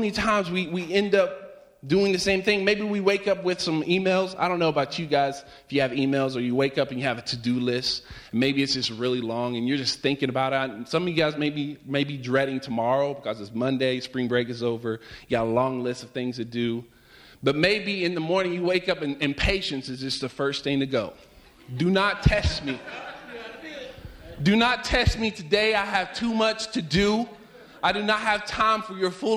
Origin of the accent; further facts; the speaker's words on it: Virginia, United States; moved away; whenever I was growing up, I'm from Virginia, and we would have cold mornings.